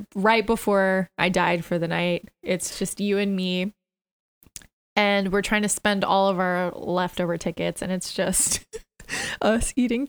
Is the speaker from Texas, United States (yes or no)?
yes; San Antonio, Texas, United States; now in New York, United States; we're both from San Antonio, Texas.